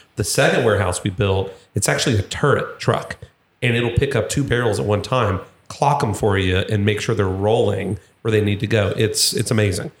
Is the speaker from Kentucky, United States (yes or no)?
yes; Louisville, Kentucky, United States; I am from Louisville